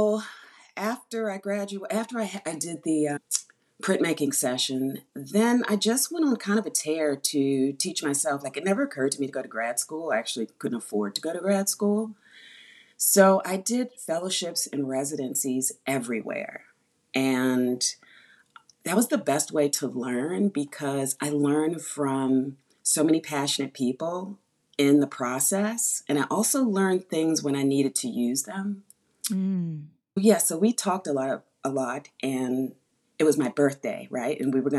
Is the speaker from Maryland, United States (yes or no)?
no; Washington, District of Columbia, United States; moved away as an adult; now in New York, United States; I'm from Washington, D.C., but I've been here over 30 years